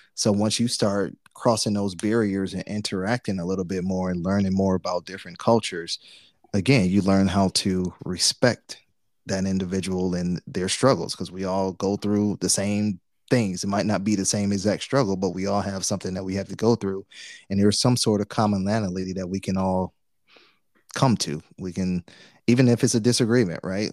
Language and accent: English; Detroit, Michigan, United States; we're from Detroit